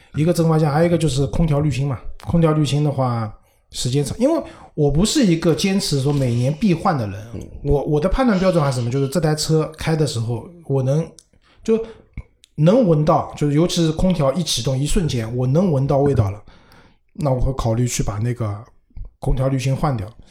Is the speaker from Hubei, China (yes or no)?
no; Shanghai, China; 因为我上海人嘛，我们上海人不多